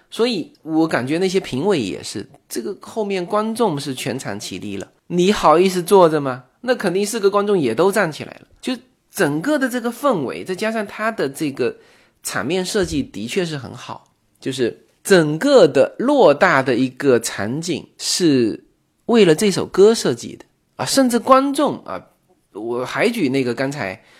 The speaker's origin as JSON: {"language": "Chinese", "country": "China", "said": "我们中国人"}